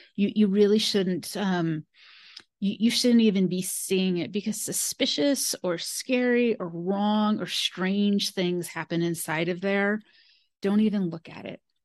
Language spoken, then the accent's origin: English; Modesto, California, United States; I grew up in California. Modesto, California is where I grew up